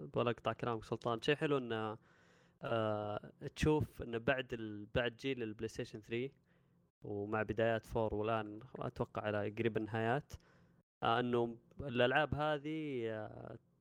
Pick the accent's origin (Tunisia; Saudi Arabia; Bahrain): Saudi Arabia; عندنا في السعوديه